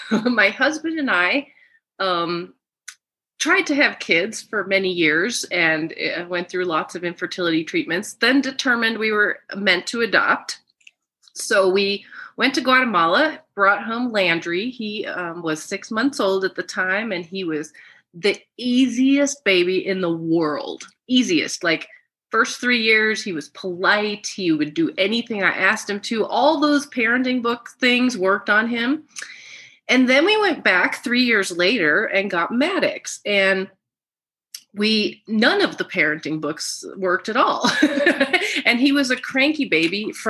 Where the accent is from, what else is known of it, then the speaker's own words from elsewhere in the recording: Germany; I am German. I'm from Germany.